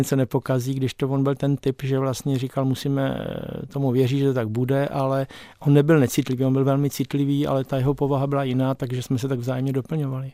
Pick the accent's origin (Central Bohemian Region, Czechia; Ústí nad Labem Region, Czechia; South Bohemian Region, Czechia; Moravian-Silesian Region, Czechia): Moravian-Silesian Region, Czechia; Krnov; moved away as an adult; also born or lived in Nový Jičín; now in Prague, Czech Republic; my jsme s rodiči bydleli v Krnově, já jsem se narodil tady v Novém Číně